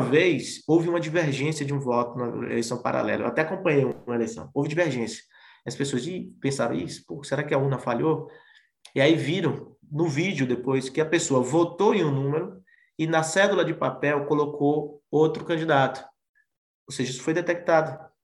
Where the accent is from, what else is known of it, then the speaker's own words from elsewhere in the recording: Bahia, Brazil; eu sou baiano